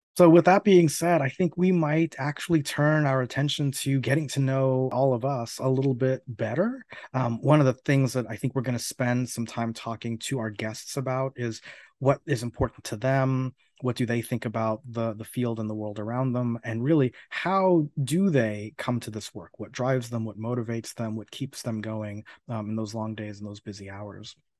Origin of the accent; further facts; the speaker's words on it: Miami, Florida, United States; moved away as an adult; also born or lived in New York; now in Urbana-Champaign, United States; I've spent over thirty years in Florida, uh, twenty-five of which were spent in the city of Miami specifically